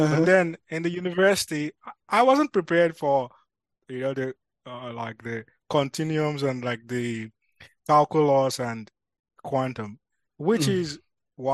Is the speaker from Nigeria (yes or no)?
yes; Nigeria; now in Amsterdam, Netherlands; I'm from Nigeria. So just a simple Yoruba boy.